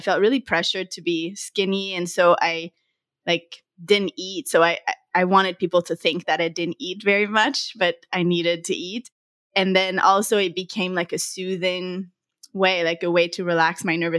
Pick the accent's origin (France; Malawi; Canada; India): Canada; Montreal, Quebec; I'm from Montreal, Canada.